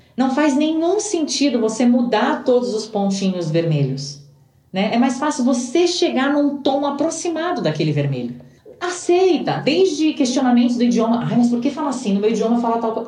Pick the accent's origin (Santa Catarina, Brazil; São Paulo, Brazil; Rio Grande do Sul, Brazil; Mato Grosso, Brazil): São Paulo, Brazil; moved away as an adult; now in Santiago, Chile; Eu venho de São Paulo, e para mim que venho de São Paulo, que não é a capital do Brasil